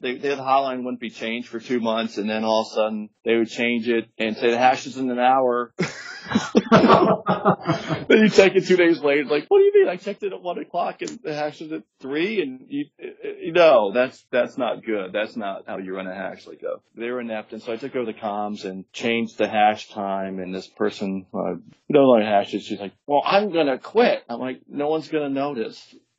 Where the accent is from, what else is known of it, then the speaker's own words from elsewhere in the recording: West Palm Beach, Florida, United States; also born or lived in Jacksonville, Florida / Gainesville, Florida; I grew up in West Palm Beach area.